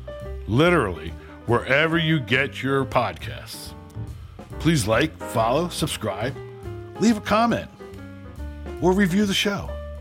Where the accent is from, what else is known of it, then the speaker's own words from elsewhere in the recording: New Jersey, United States; my home state of New Jersey.